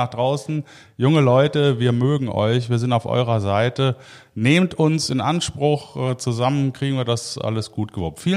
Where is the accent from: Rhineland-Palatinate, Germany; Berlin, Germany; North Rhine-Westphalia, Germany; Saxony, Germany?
North Rhine-Westphalia, Germany; Cologne; das als äh, Kölner äh, finde ich sowieso immer gut.